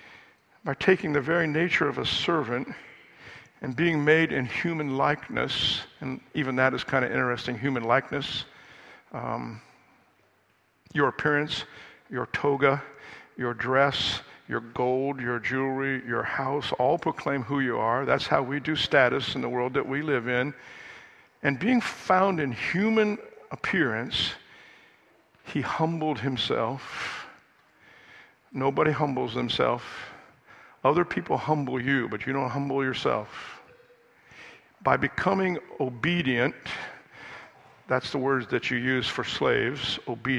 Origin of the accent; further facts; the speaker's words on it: United States; I'm an American.